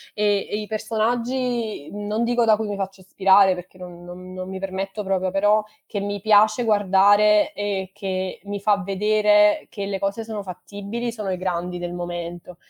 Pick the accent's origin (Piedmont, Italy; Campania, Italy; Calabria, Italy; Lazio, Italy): Campania, Italy; Naples; moved away as an adult; now in London, United Kingdom; io vengo da Napoli